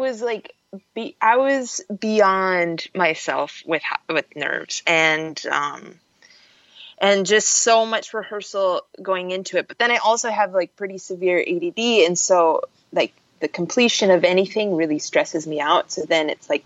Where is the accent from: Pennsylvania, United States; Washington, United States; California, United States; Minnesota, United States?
Minnesota, United States; Minneapolis; moved away; I am from Camden neighborhood, which is on the north side of the city, like 42nd and Lindale, across from Weber Parkway